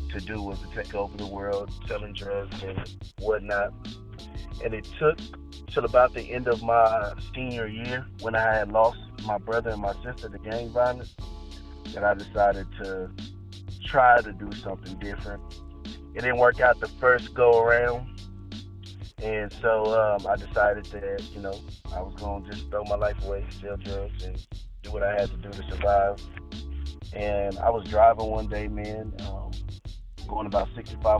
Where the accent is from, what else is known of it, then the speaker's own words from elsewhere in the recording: Victoria, Texas, United States; moved away; I grew up in Victoria, Texas. That's where I was born and raised for half of my life